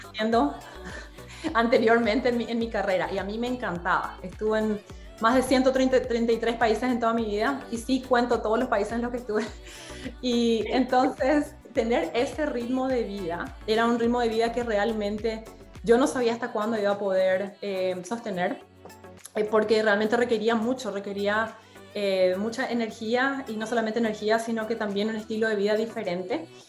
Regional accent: Paraguay; moved away as an adult; also born or lived in Boston, United States; now in Washington, D.C. area, United States; cuando salí de Paraguay, salí a los 19 años

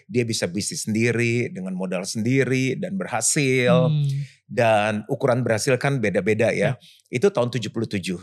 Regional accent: Jakarta, Indonesia; Saya lahir di Jakarta

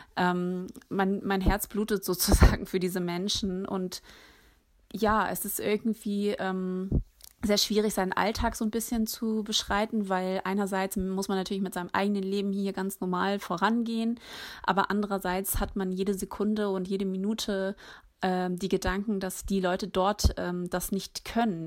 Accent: Hamburg, Germany; in Hamburg geboren und aufgewachsen, lebe hier

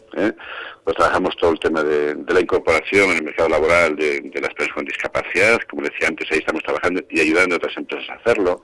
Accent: Vega de Tera, Castile and León, Spain; Yo soy zamorano, yo soy precisamente de Vega de Tera

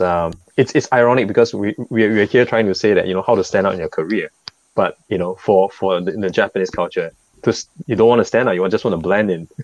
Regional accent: Singapore; As a Singaporean

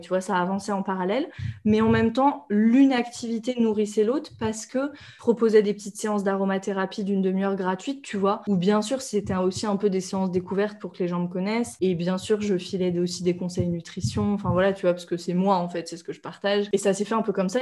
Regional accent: Reims, Grand Est, France; moved away; also born or lived in India; à Reims, là où j'ai grandi

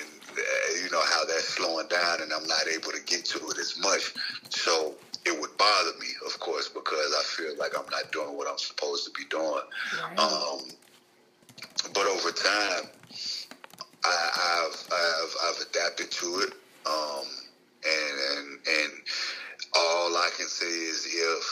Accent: Jackson, Mississippi, United States; born or raised there; also born or lived in Chicago, Illinois

